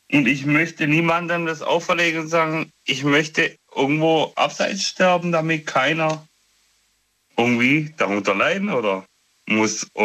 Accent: Tuttlingen, Baden-Württemberg, Germany; Ja, ich bin aus Tuttlingen, äh, Nähe des Bodensees.

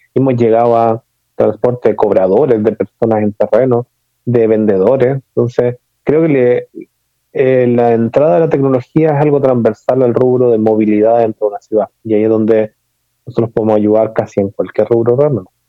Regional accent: Chile; mi acento se notará que no soy mexicano, sino que nací en Chile.

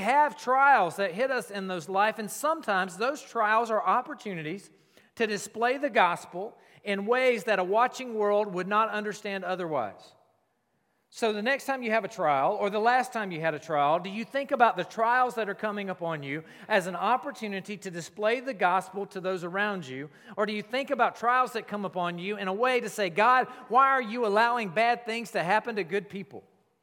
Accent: South Carolina, United States; I grew up in South Carolina

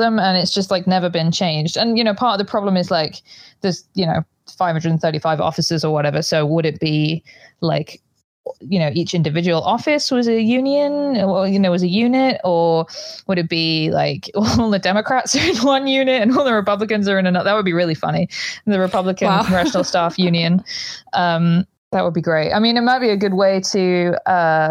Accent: United Kingdom; moved away; I'm British. My stepdad's a doctor.

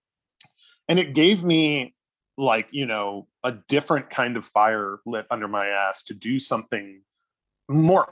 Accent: Charleston, South Carolina, United States; moved away; I'm from Charleston originally

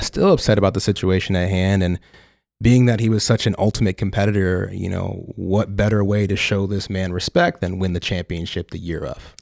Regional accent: Tulsa, Oklahoma, United States; moved away as an adult; also born or lived in Detroit, Michigan; now in Los Angeles, United States; born and raised in Detroit, Michigan. Uh, moved to Tulsa, Oklahoma when I was a wee child, and then came out to L A about ten years ago

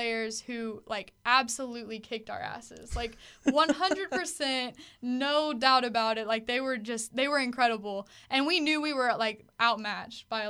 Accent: Fairfield, Texas, United States; my hometown

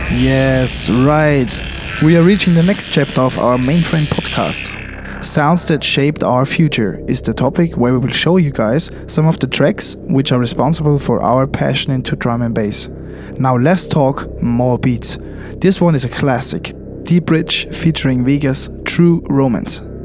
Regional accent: Linz, Upper Austria, Austria; my hometown Linz

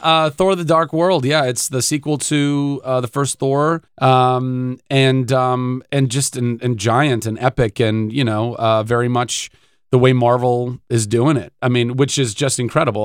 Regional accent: Ventura, California, United States; I'm from Ventura

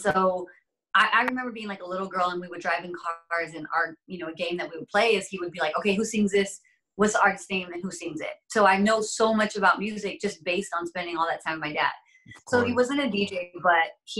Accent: Inland Empire, California, United States; I'm from the Inland Empire

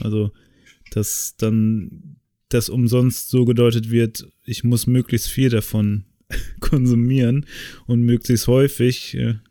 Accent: the area around Oldenburg, Lower Saxony, Germany; now in Cologne, Germany; wo ich herkomme

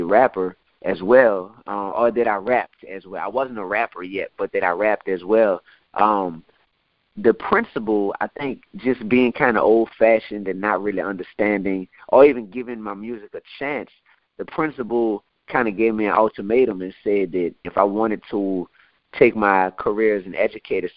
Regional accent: New Orleans, Louisiana, United States; I'm from New Orleans

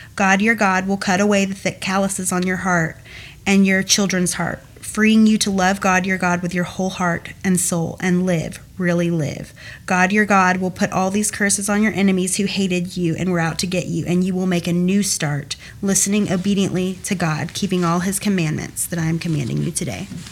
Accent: Cumming, Georgia, United States; also born or lived in Milton, Georgia; I grew up in Cumming, Georgia, originally from Milton.

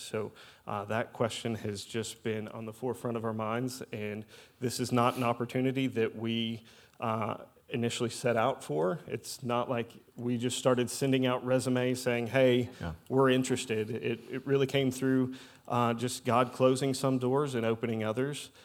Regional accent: Louisville, Kentucky, United States; moved away as an adult; also born or lived in Indiana; now in Southern Illinois, United States; I'm originally from Louisville, Kentucky

